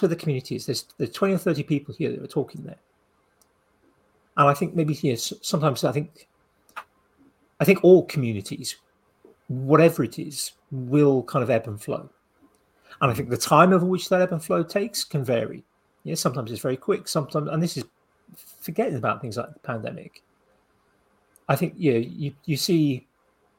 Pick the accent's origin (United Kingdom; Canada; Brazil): United Kingdom; we're British